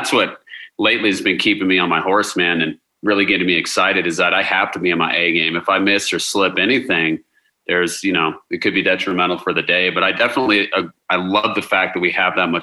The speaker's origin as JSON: {"language": "English", "town": "Colorado Springs", "region": "Colorado", "country": "United States", "tie": "born or raised there", "said": "I was born and raised in Colorado Springs"}